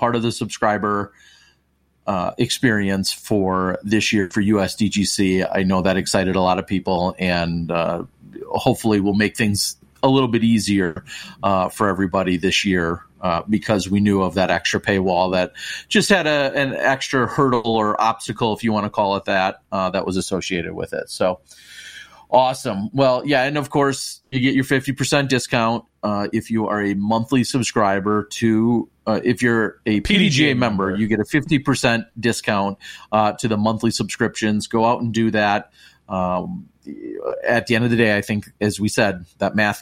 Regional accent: Wisconsin, United States; I'm from Wisconsin.

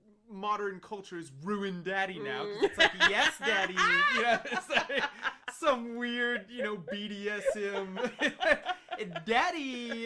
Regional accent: the South, United States; But yeah, I mean, like, where I grew up in the South was heavily influenced, like I said, by, like, soul food

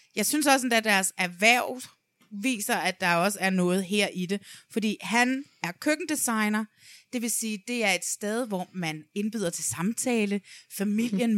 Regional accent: Næstved, Zealand, Denmark; nede i Næstved, hvor jeg kommer fra

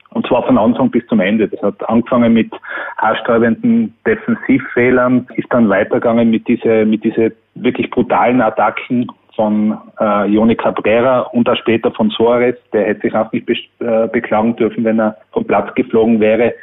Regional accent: Tyrol, Austria; ich bin als Tiroler

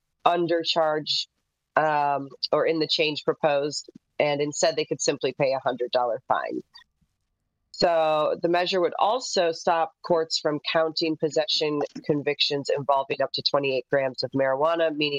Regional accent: Midwest, United States; now in Northern California, United States; Even though I'm a NorCal industry gal, I'm originally from the Midwest.

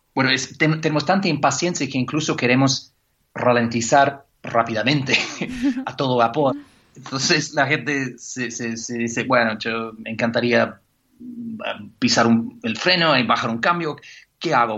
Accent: Canada; now in England; como buen canadiense

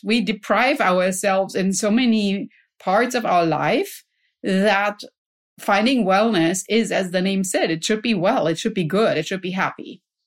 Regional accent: Germany; now in California, United States; I grew up in Germany

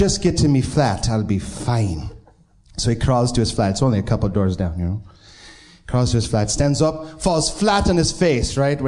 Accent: Binghamton, New York, United States; now in Pittsburgh, United States; Originally, I'm from Binghamton, New York, but now I live in Pittsburgh

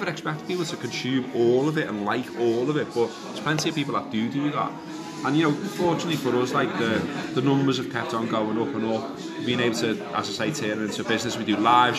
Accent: Huyton, North West England, United Kingdom; I'm originally from Highton, and growing up in Highton, there was literally one black lad in my school

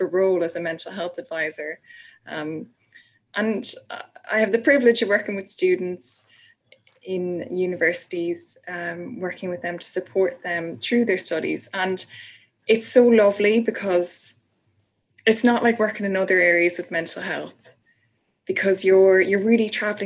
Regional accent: Ireland; I'm Irish.

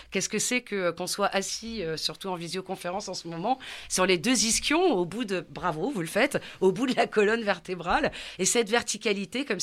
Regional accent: southern France, France; Donc, effectivement, moi, je viens du sud de la France, donc tout ça est encore bien une histoire sociale et culturelle, où dans une famille nombreuse

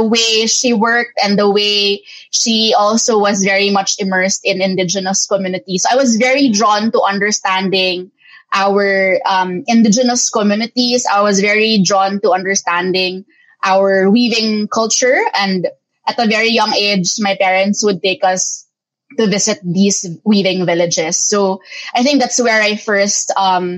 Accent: Philippines; my parents being Filipino Chinese expected me to take over the family business

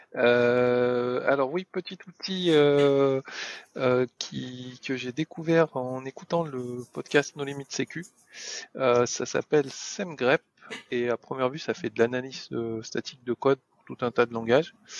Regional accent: France; on on est français

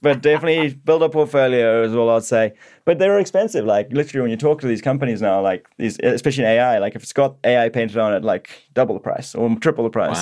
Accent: Zimbabwe; moved away as an adult; now in Australia; I grew up in Zimbabwe

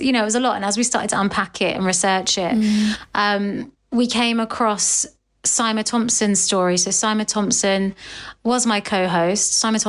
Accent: United Kingdom; the duality of being British and Asian, which I obviously am

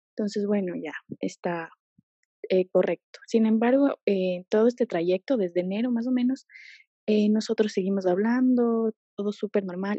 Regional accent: Ecuador; also born or lived in Quito; yo soy de Ecuador

